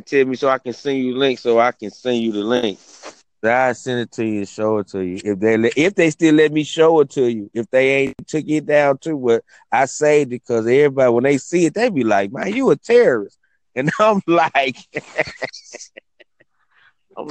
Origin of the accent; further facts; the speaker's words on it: Memphis, Tennessee, United States; I'm from Memphis